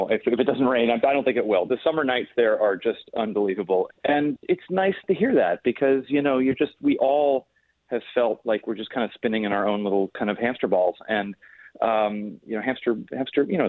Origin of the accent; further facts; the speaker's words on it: Los Angeles, California, United States; now in New York, United States; I grew up in Los Angeles